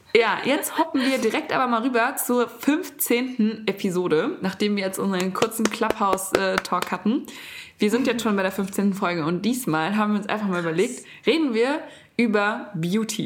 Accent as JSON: {"language": "German", "country": "Germany", "said": "bei uns in Deutschland"}